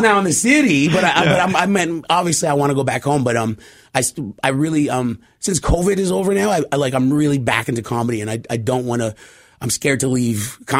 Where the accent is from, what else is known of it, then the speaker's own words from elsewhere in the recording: Poplar River First Nation, Manitoba, Canada; moved away; I'm from Pop River First Nation